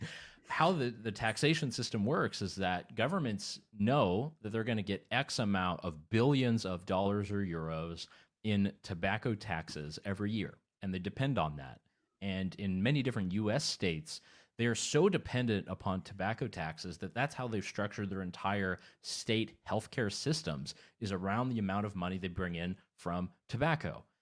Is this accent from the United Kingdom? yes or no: no; Canada; I'm originally from Canada